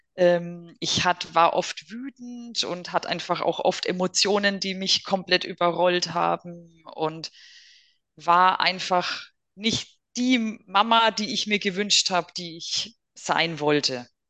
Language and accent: German; Germany; bei uns in Deutschland